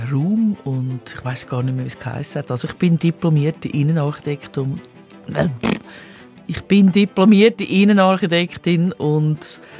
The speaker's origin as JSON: {"language": "German", "region": "Zurich", "country": "Switzerland", "tie": "born or raised there", "said": "Ich bin die ersten sechs Lebensjahre habe ich im Letzigrund gewohnt, im damals ersten Hochhaus von Zürich."}